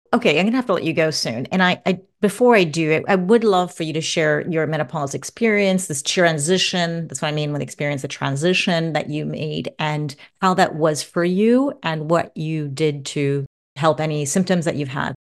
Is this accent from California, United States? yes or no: yes; Santa Monica, California, United States; My hometown